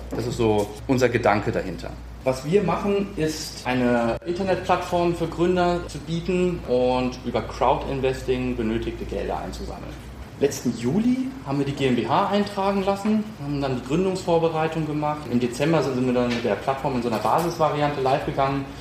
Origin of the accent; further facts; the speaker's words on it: Kronberg im Taunus, Hesse, Germany; also born or lived in Marburg / Paris; Ich bin äh, ursprünglich aus dem Raum Frankfurt, bin in Kronberg groß geworden, zur Schule gegangen